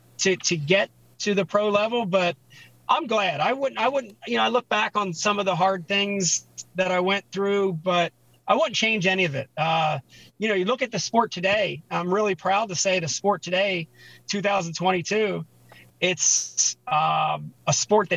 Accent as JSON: {"language": "English", "town": "Pittsgrove", "region": "New Jersey", "country": "United States", "tie": "born or raised there", "also_born_or_lived": "Philadelphia, Pennsylvania", "said": "growing up in Philadelphia and then later New Jersey"}